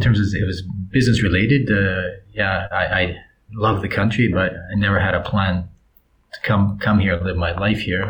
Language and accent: English; Vancouver, British Columbia, Canada; moved away as an adult; also born or lived in Moscow, Russia; now in Croatia; I grew up in the 70s and 80s in Vancouver